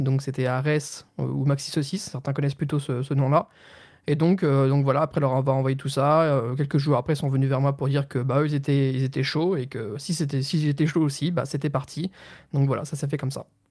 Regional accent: Nancy, Grand Est, France; je viens de Nancy

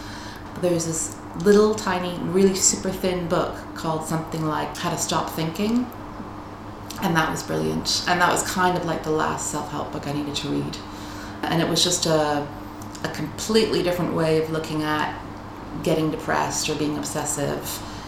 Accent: United States; I am American. My parents are from Dublin, but they moved to the U.S. when they were 20, 21 for my dad to go to school. And my brother and I were born there.

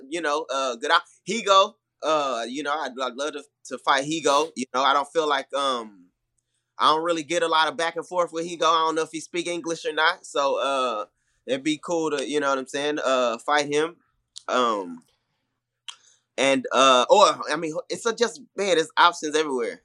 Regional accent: Houston, Texas, United States; also born or lived in Milwaukee; I'm from Houston

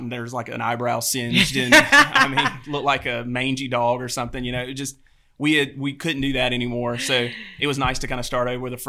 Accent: the South, United States; growing up in the South, you're kind of used to Southern, you know, hospitality.

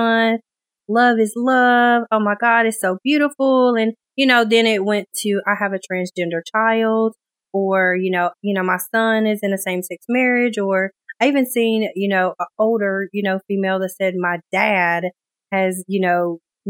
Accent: Shelby, North Carolina, United States; moved away as an adult; now in Raleigh, United States; I was born and raised in a small town called Shelby

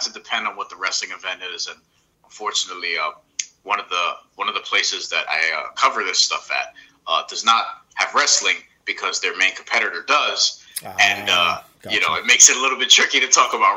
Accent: New York, United States; a New Yorker

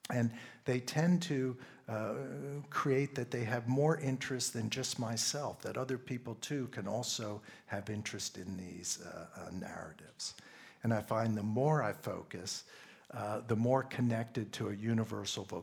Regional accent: Pennsylvania, United States; I grew up in Pennsylvania, and in Pennsylvania, we have a large German population.

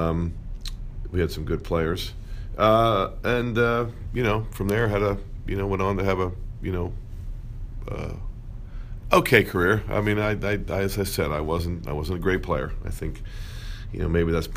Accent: Philadelphia, Pennsylvania, United States; moved away; also born or lived in Washington, D.C.; Born in Washington, D.C., but grew up in Philadelphia.

